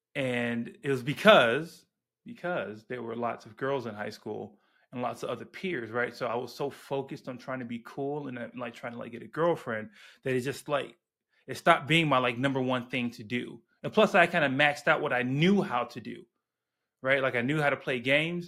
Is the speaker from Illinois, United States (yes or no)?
yes; Chicago, Illinois, United States; I grew up on the South Side